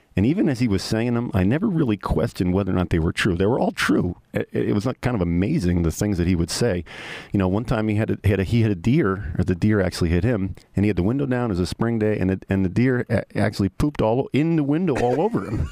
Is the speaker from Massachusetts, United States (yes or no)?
no; New York, United States; moved away as an adult; I'm the New Yorker